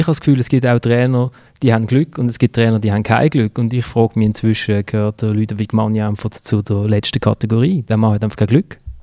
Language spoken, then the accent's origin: German; Basel, Basel-Stadt, Switzerland; als Basler, wo in der Nazi B groß geworden ist